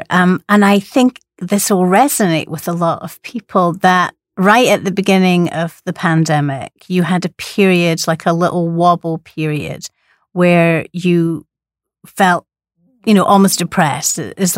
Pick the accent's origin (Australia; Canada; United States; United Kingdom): United Kingdom; Scotland; accent: Scottish; It's with my Scottish accent.